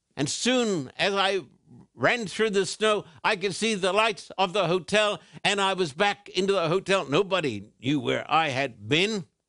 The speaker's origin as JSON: {"language": "English", "town": "Brisbane", "region": "Queensland", "country": "Australia", "tie": "born or raised there"}